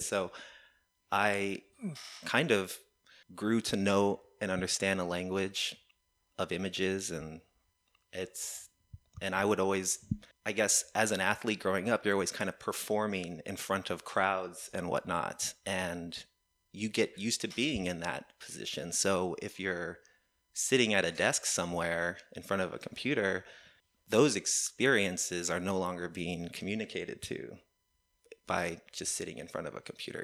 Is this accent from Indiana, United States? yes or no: no; Texas, United States; back here in my home state